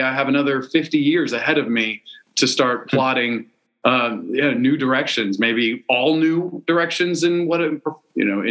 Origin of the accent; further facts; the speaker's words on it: East Coast of the United States, United States; moved away as an adult; also born or lived in China; grew up on the East Coast of the United States